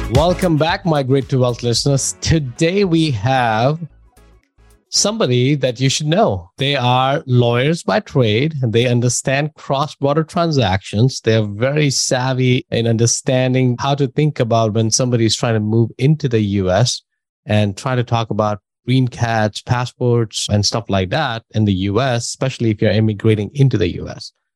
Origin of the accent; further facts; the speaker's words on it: New Delhi, Delhi, India; moved away; I'm from India. So that's why I know, I know that culture and I know that system